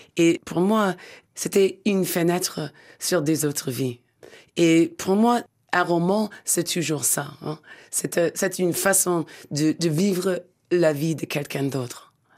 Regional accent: Pennsylvania, United States; French is a second language; moved away; le petit village où je suis né, dans la Pennsylvanie

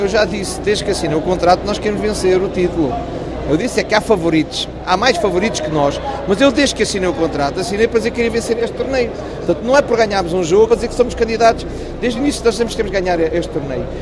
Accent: Portugal; também sou português

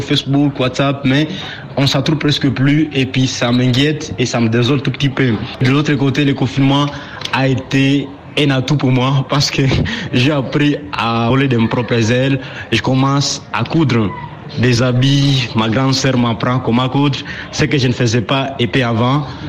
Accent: Butembo, North Kivu, DR Congo; ici chez nous à Ville de Boutembo

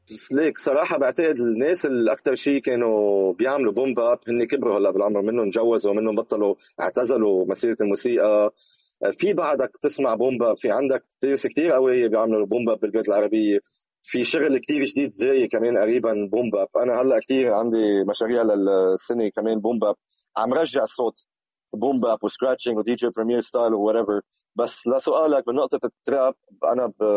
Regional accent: Lebanon; moved away as an adult; now in Malaysia; اول ما طلعت من لبنان

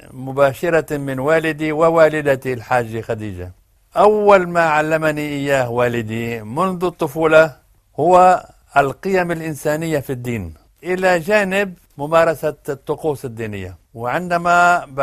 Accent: Harees, South Governorate, Lebanon; also born or lived in Najaf, Iraq; لأن قريتنا هي مجاورة لفلسطين وأهل أهل قريتنا كانوا يعملون في فلسطين

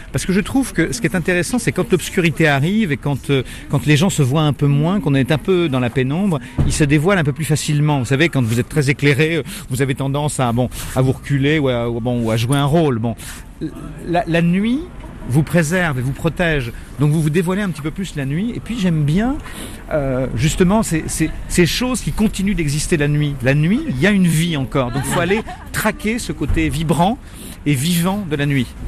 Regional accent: France; nous sommes français

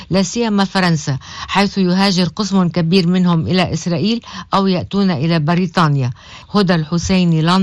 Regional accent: Beit Yahoun, South Governorate, Lebanon; أنا مواطن من الجنوب من بلدة بيت يحون هيدي البلد اللي صارت شبه مهجورة لأنه ثلاث أرباع سكانها فلوا

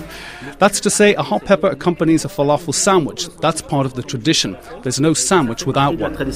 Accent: Beirut, Beirut Governorate, Lebanon; moved away; I was born in Beirut

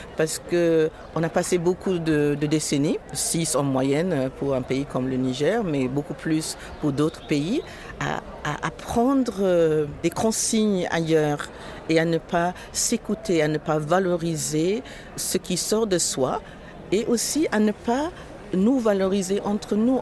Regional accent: Marrakesh, Marrakesh-Safi, Morocco; Je viens du fin fond de la Médina de Marrakech avec une mère secrétaire, sept gosses. Mon père s'est barré quand j'avais trois ans

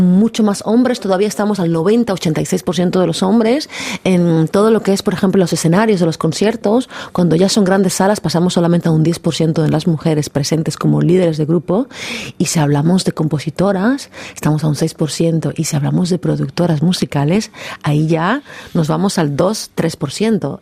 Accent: Havana, Cuba; moved away; Mi madre es cubana, yo nací en Cuba y yo realmente me siento 100% cubana, porque es mi cultura, yo crecí en Cuba

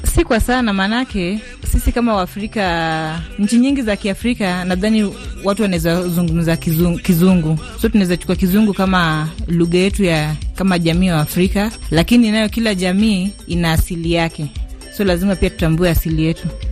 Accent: Siaya, Siaya County, Kenya; first language Luo; Swahili is a second language; mi ni mjaluo kutoka Siaya

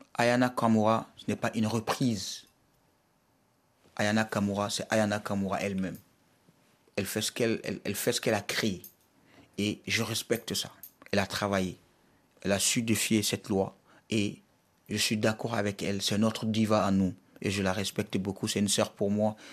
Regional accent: Mali; je suis malien, fier de l'être

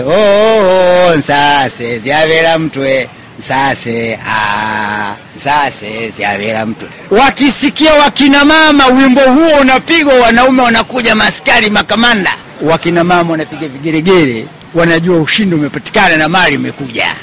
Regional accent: Urambo, Tabora, Tanzania; Urambo ndio nyumbani, lakini mkoa wa Tabora

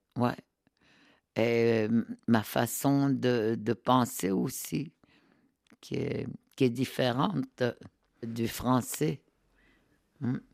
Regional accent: Nutshimit, Côte-Nord, Quebec, Canada; first language Innu; French is a second language; je viens de, euh, tu sais, de, du Québec, du Québec, sur la côte nord. Mais je suis née dans ce qu'on appelle Notmet

